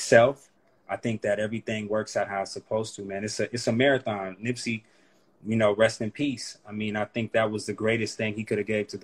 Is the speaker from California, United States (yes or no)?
yes; Oakland, California, United States; being from East Oakland, or Oakland period, the Bay period